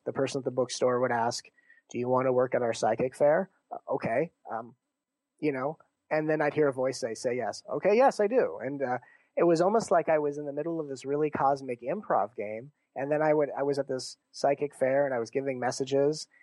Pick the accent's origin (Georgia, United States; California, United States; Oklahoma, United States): California, United States; Torrance; moved away as an adult; also born or lived in Santa Monica; now in Seattle, United States; I was raised in uh, Torrance